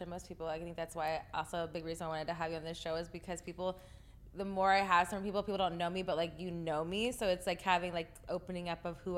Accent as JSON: {"language": "English", "region": "Texas", "country": "United States"}